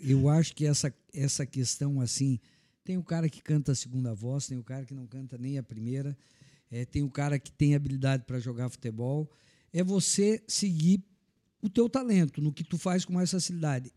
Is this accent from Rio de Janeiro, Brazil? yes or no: no; Anita Garibaldi, Santa Catarina, Brazil; moved away as an adult; now in Blumenau, Brazil; Eu sou natural de Anitta Garibaldi, cheguei em Blumenau em 1985